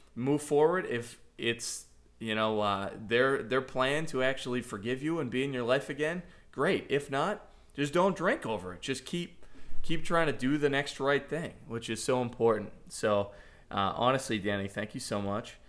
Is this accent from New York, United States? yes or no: no; Boston, Massachusetts, United States; moved away as an adult; now in Celebration, Florida, United States; I grew up in Boston